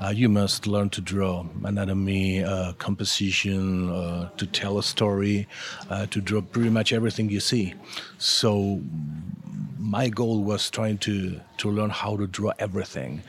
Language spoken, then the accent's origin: English; Argentina; first language Spanish; English is a second language; I'm from Argentina. Argentina, and uh, I've been working in the comic book industry for almost 30 years now